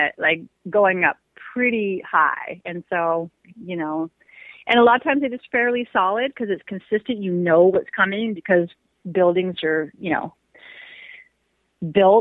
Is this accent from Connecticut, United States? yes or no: no; Seattle, Washington, United States; I grew up in Seattle for the most part